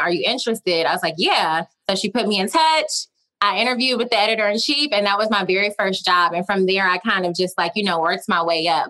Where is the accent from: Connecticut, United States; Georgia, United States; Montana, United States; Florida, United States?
Georgia, United States; Augusta; accent: twang; moved away; I'm from Augusta, which is like a smaller town